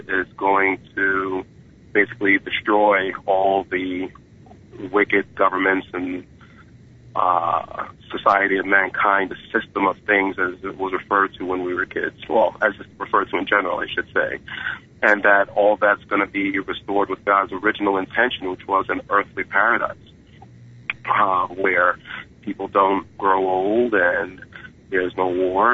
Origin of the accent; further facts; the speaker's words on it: New York City, New York, United States; I was born in 1974 in Brooklyn, New York.